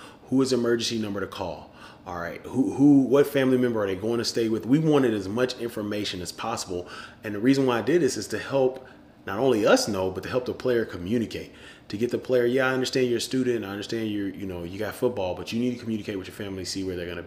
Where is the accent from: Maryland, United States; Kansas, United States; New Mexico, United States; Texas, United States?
Texas, United States; Houston; I'm from Houston. I saw what Hurricane Harvey did to my city and to my loved ones